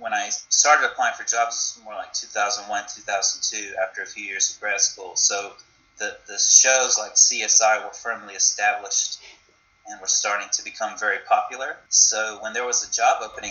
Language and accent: English; North Carolina, United States; moved away; also born or lived in Los Angeles; I'm originally from North Carolina